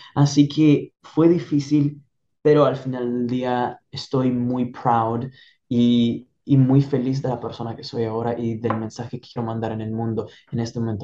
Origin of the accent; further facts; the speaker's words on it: Italy; Spanish is a second language; moved away as an adult; now in United States; Yo crecí y nací en Italia